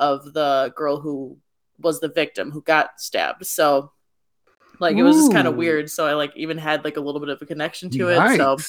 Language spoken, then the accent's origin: English; Waukesha, Wisconsin, United States; moved away as an adult; also born or lived in London, England; it was like in Waukesha, Wisconsin, which is like literally my hometown.